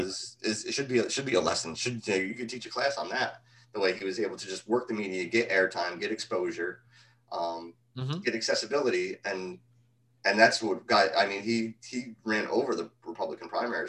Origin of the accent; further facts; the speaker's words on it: around New York City, Northeast, United States; growing up in Northeast around New York City